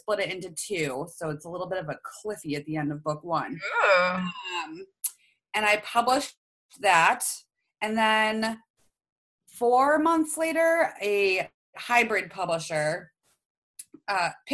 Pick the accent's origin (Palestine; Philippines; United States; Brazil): United States; Maine; we're from Maine